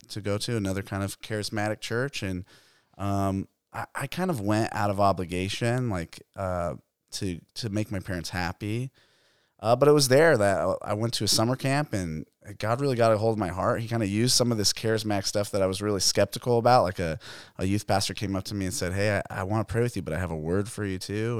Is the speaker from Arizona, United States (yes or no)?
yes; Phoenix, Arizona, United States; I grew up in Arizona. I grew up in East Phoenix, Arcadia area